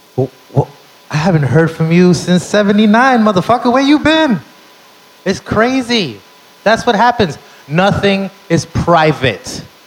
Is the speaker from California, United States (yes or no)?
no; New York City, New York, United States; Born and raised in the Bronx.